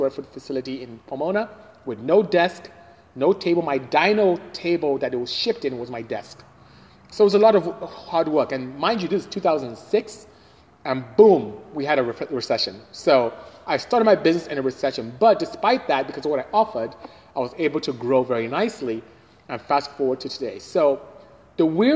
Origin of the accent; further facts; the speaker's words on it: Nigeria; moved away; I'm Nigerian, so from West Africa indeed. That's where I'm from originally